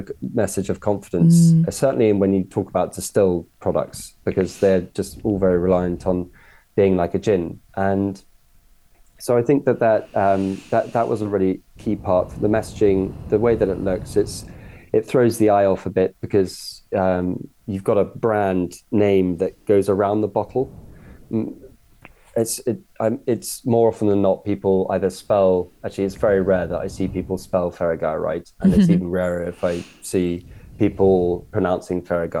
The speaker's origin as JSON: {"language": "English", "area": "Cornwall", "region": "South West England", "country": "United Kingdom", "tie": "born or raised there", "said": "And I grew up in Cornwall"}